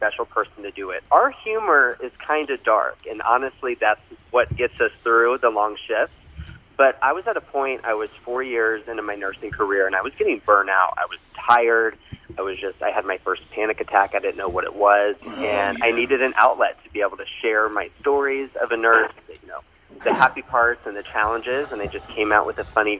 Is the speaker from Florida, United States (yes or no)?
yes; Orlando, Florida, United States; moved away as an adult; also born or lived in Texas / Seattle / South Carolina; I'm originally from Orlando, Florida